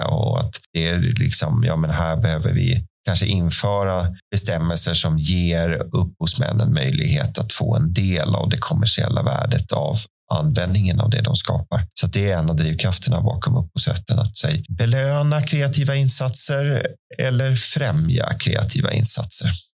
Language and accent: Swedish; Tullinge, Stockholm County, Sweden; Jag är från, eh, Tullinge, som ligger cirka två mil söder om Stockholm